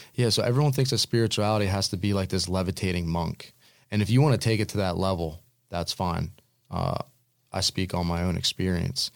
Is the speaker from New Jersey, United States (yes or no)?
yes; New Jersey, United States; I grew up in the Pine Barrens